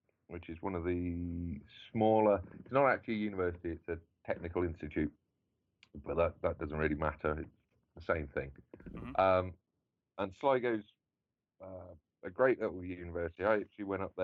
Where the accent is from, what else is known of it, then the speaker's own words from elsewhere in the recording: Bournemouth, South West England, United Kingdom; moved away as an adult; also born or lived in Ireland; now in Reno, United States; I'm English. I was born in England anyway. And I went to school in Bournemouth.